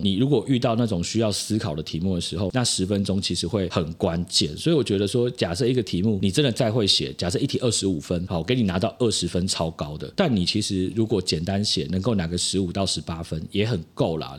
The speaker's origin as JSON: {"language": "Chinese", "town": "Hualien", "region": "Hualien County", "country": "Taiwan", "tie": "born or raised there", "also_born_or_lived": "Taipei", "moved": "yes", "said": "因为我花莲人啊，就顺便嗯。回家。对，然后是花莲国风国中，还是我国中念那个学校"}